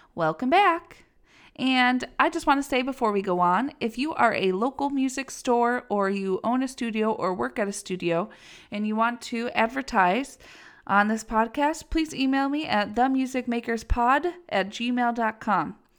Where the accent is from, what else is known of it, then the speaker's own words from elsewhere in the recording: Western New York, United States; I'm from Western New York, so we could get snow as early as October, and it gets very cold here sometimes